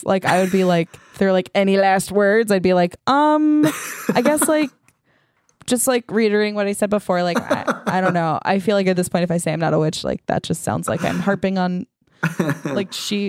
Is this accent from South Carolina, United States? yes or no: no; Nantucket, Massachusetts, United States; I am from Nantucket, Massachusetts, and used to give tours in the oldest house on the island.